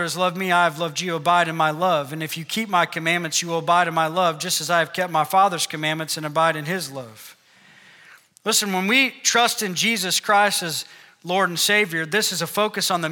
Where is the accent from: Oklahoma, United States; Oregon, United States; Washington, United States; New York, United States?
Oklahoma, United States; we're from Oklahoma